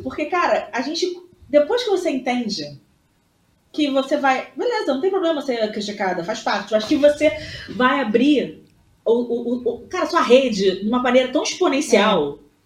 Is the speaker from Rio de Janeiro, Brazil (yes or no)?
yes; Rio de Janeiro, Brazil; Voltei aqui pro Rio, né? Que obviamente sou carioca.